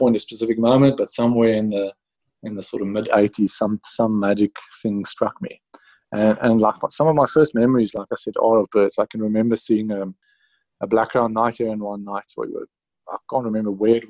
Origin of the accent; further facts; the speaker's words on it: Pretoria, Gauteng, South Africa; I grew up in Pretoria, a skinny little kid who liked birds and skateboarding